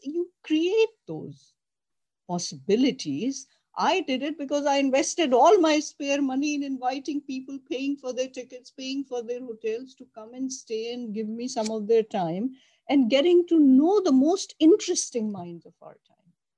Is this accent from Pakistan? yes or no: yes; Pakistan; moved away as an adult; also born or lived in Buffalo, New York, United States; I came from Pakistan. I arrived in Buffalo, New York